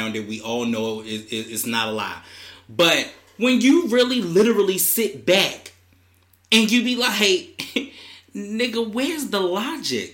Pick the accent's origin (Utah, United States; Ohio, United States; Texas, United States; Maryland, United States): Maryland, United States; Baltimore; I'm from Baltimore.